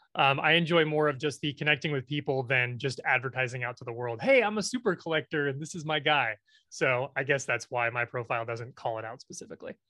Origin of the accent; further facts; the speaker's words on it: Nebraska, United States; I am from Nebraska, where we have no professional sports teams.